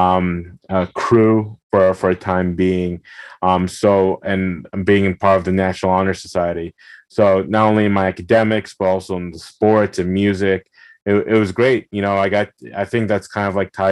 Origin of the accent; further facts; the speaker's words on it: Belleville, New Jersey, United States; I was born and raised in Belleville, New Jersey.